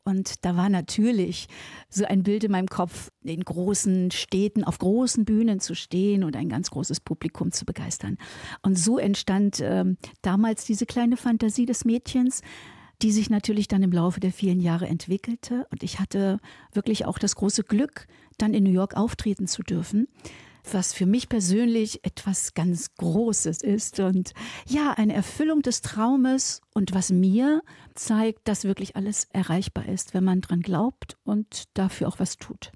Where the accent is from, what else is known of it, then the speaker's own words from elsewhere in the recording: Saxony-Anhalt, Germany; now in Moers, Germany; ich komme ja aus Sachsen-Anhalt